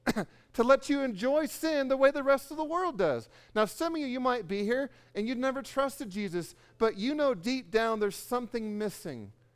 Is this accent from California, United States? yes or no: yes; California, United States; I'm from California